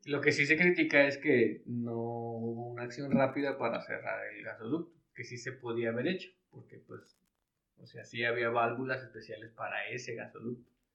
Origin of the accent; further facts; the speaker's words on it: Tonalá, Jalisco, Mexico; en Tonalá la gente traemos caballos